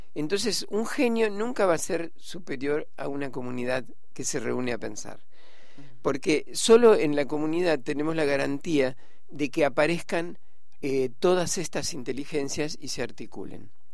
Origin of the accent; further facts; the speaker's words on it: Rosario, Santa Fe, Argentina; moved away; yo, soy de Rosario, ¿no? Y, y fui a Rosario, fui a la catedral que era que un lugar donde en la infancia iba siempre